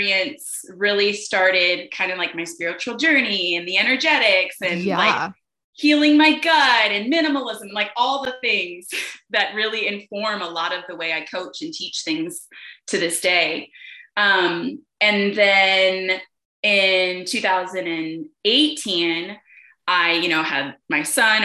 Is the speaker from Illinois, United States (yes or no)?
yes; Chicago, Illinois, United States; now in Atlanta, United States; I'm originally from Chicago